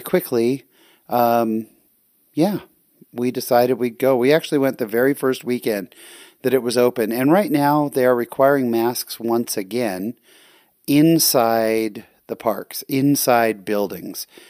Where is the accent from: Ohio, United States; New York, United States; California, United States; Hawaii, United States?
California, United States; now in Utah, United States; I'm actually from California. So I grew up in California